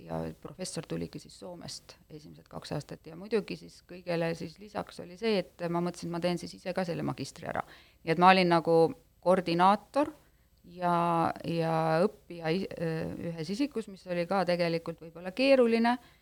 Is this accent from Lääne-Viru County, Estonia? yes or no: yes; Jootme, Lääne-Viru County, Estonia; ma ise olen pärit äh, äh, sellisest väikesest külast nagu Jootme küla, mis on kuus kilomeetrit Tapa, Tapa linnast